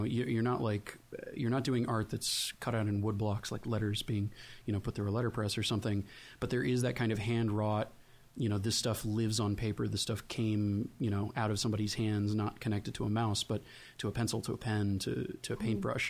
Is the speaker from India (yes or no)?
no; Texas, United States; I grew up in Texas